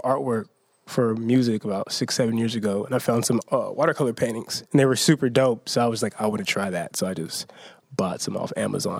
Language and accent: English; Spanaway, Washington, United States; now in Seattle, United States; You're saying we're from Spanaway, so there wasn't much outlets to do much stuff.